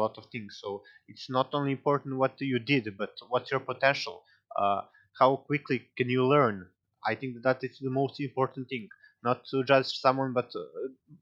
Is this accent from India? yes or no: no; Serbia; English is a second language; we are from Serbia, we are not a native English speaker